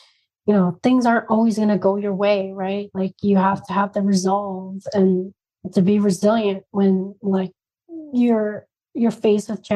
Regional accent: Spokane, Washington, United States; also born or lived in India / New York; now in Phoenix, United States; my hometown in Spokane

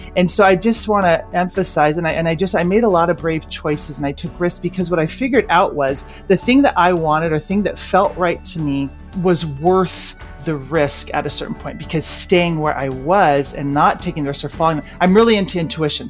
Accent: Olympia, Washington, United States; I grew up in Olympia

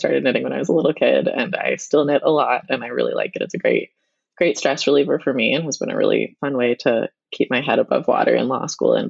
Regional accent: Winnetka, Illinois, United States; moved away as an adult; also born or lived in Montreal / Boston; I grew up in Winnetka, and I went to Neuchâtel High School.

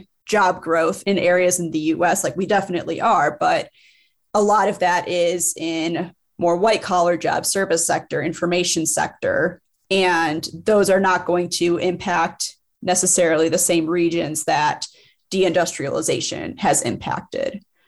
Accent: Rust Belt, United States; I grew up in the Rust Belt. Everywhere you go, you just see these empty factories and industrial spaces

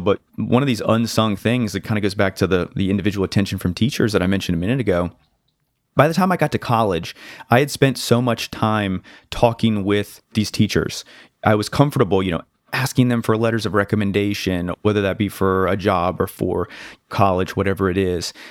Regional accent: North Carolina, United States; also born or lived in Connecticut; I've lived in North Carolina since I was seven, but I'm originally from Connecticut

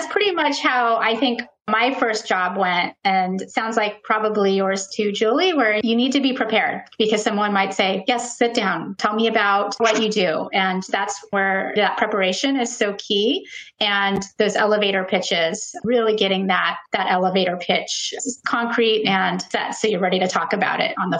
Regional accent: California, United States; I was born in California and I grew up on the West Coast.

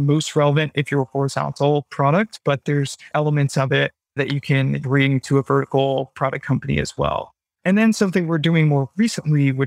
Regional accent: United States; now in London, United Kingdom; I am an American.

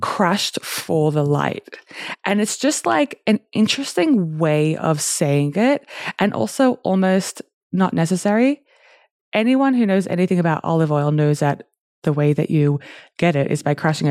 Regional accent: Australia; now in Newcastle, Australia; I grew up in Australia

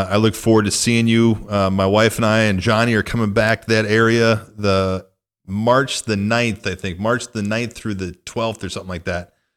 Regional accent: northwest Illinois, United States; moved away; my hometown and my stomping grounds

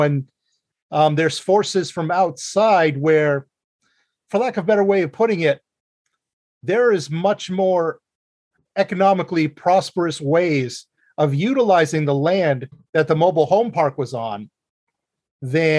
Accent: Meredith Center, New Hampshire, United States; now in Ashland, United States; I also am proudly from Meredith Center, New Hampshire.

